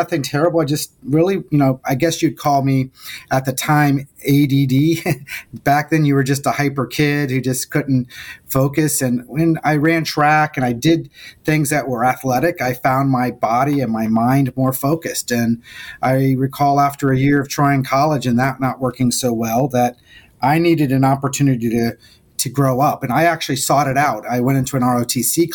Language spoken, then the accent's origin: English; South Florida, United States; I was from South Florida